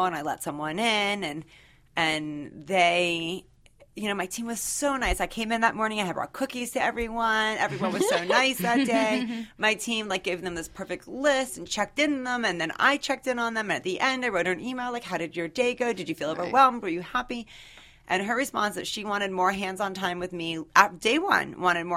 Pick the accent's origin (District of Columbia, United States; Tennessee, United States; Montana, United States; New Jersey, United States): District of Columbia, United States; Washington; I'm from Washington, D.C.